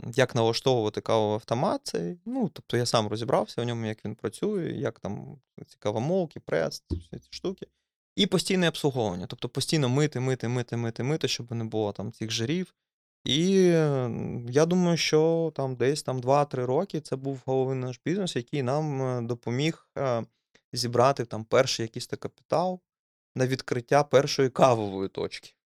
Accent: Dnipro, Dnipropetrovsk Oblast, Ukraine; moved away; я ну, з Дніпра, і виходить, я винаймав квартиру

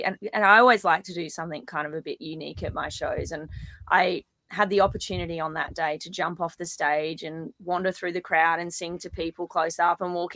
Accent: Kalbar, Queensland, Australia; my hometown in Kalbar

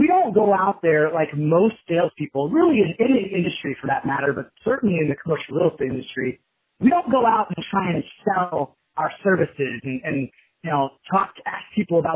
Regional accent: Kansas City, United States; now in Chicago, United States; growing up in Kansas City, my father owned a commercial flooring business

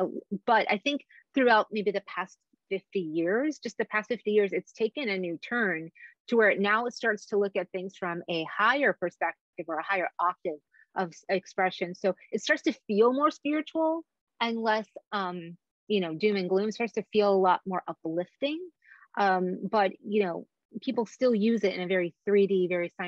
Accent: Egypt; moved away; I was born in Egypt

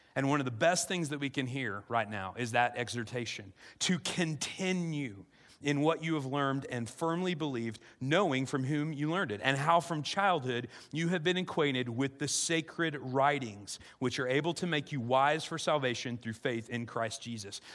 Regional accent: South Central Illinois, United States; I grew up in South Central Illinois

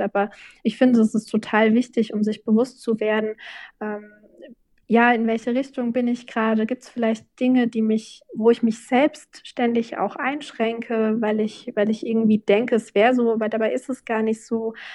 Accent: Obernburg am Main, Bavaria, Germany; in Obernburg und Eisenbach, also meinem Heimatort

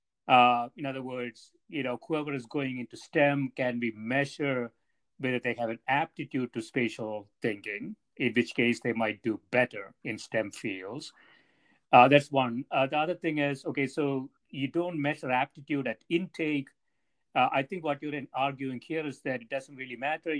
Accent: India; moved away; I grew up in India

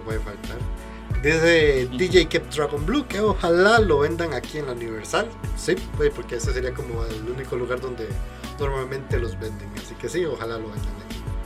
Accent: Costa Rica; yo soy de Costa Rica

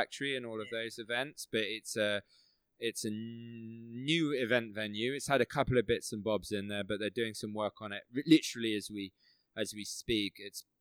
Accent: Midlands, United Kingdom; moved away; I was from the Midlands originally.

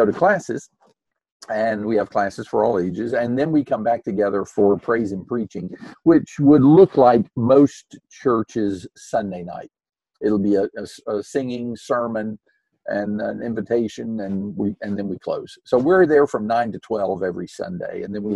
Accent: Tampa, Florida, United States; moved away as an adult; also born or lived in Louisville, Kentucky / Cleveland, Mississippi / Concord, North Carolina; I grew up in Tampa, Florida

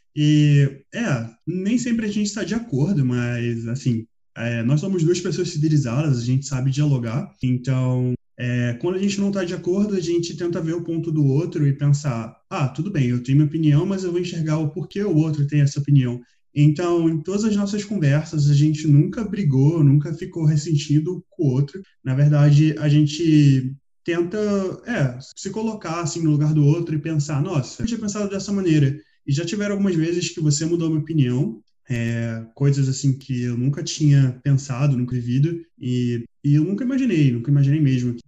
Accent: Rio de Janeiro, Brazil; moved away as an adult; also born or lived in Switzerland; now in Portugal; Eu morei 18 anos no Rio de Janeiro, onde eu nasci, morei 4 anos na Suíça e estou aqui há alguns meses em Portugal.

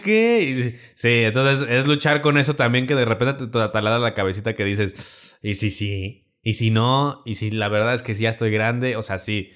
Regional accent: Celaya, Guanajuato, Mexico; yo soy de Celaya

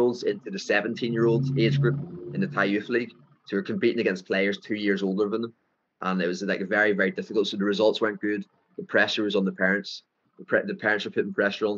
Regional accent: Ireland; accent: thick Irish; moved away as an adult; now in Phuket, Thailand; My Irish, my thick Irish accent

